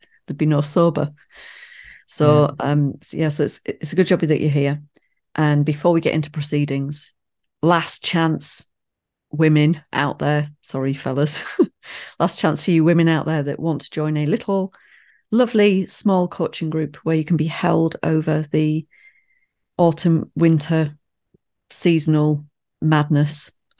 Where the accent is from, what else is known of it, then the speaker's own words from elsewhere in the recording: United Kingdom; because we're British.